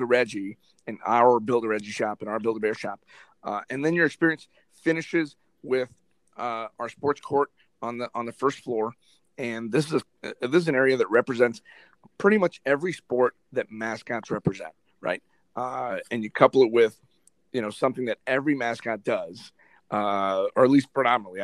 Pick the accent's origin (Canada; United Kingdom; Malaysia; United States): United States; Miami, Florida; moved away as an adult; now in Whiting, Indiana, United States; I'm from Miami. I'm born and raised in Miami, Florida. Never left until this opportunity came up